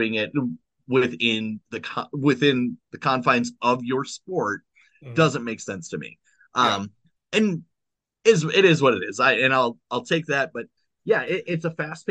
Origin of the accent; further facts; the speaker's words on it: Summit, South Dakota, United States; now in Sioux Falls, United States; Summit, South Dakota, a town of 200 people